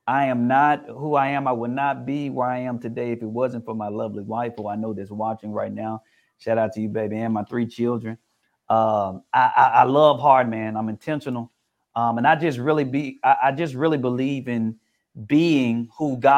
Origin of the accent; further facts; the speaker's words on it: Memphis, Tennessee, United States; growing up in Memphis, Tennessee